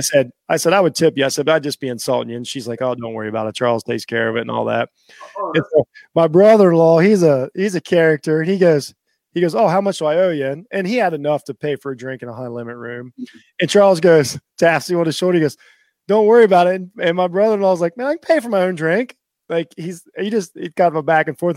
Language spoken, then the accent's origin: English; Ohio, United States; I'm from Ohio